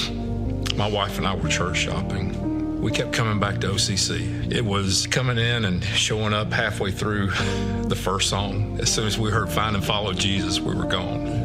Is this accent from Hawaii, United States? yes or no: no; South Georgia, United States; moved away as an adult; also born or lived in Germany; I was raised in South Georgia, primarily by my grandparents.